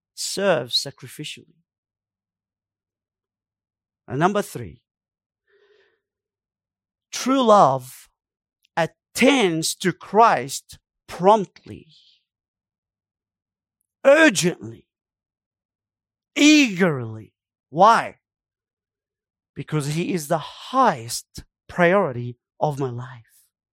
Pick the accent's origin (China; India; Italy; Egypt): Egypt; I come from Egypt. We do the same thing. We give them numbers. We don't give them names.